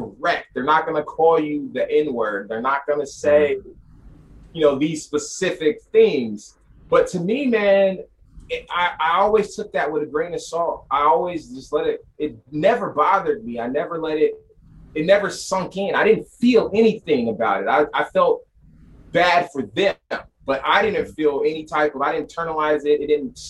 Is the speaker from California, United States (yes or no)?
yes; Sacramento, California, United States; I'm from Sacramento